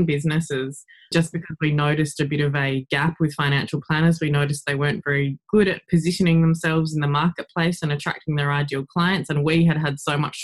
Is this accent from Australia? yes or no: yes; South Australia, Australia; moved away as an adult; also born or lived in Adelaide; now in Japan; Yeah, I'm from Australia. I'm from South Australia. So I actually grew up on a farm in country South Australia.